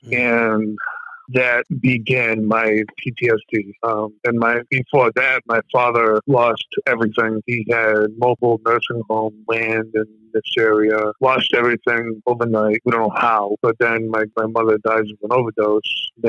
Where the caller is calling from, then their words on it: Worcester, Massachusetts, United States; I'm calling from Worcester, Massachusetts, or how you guys would say it, Worcester.